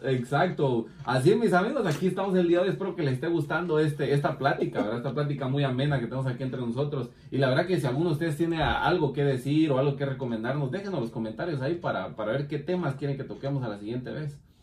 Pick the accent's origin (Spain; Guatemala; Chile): Guatemala; como decimos en mi país, taparle el ojo al macho